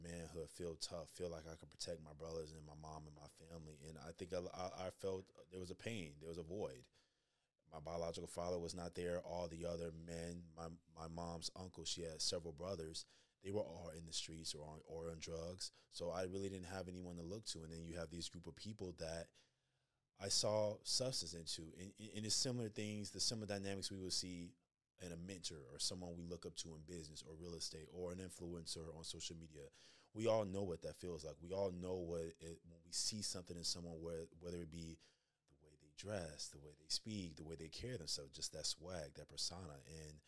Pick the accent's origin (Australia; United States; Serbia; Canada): United States; Chicago, Illinois; moved away as an adult; I'm a kid from Chicago.